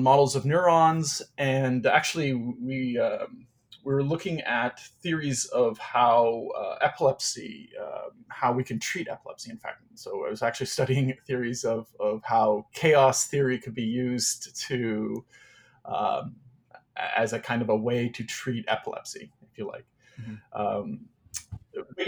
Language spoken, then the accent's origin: English; Cornwall, Ontario, Canada; also born or lived in Saskatchewan / Toronto; I grew up in a small city called Cornwall, Ontario. I was born in Saskatchewan, actually, in the prairies provinces of Canada. But I mostly grew up in Cornwall.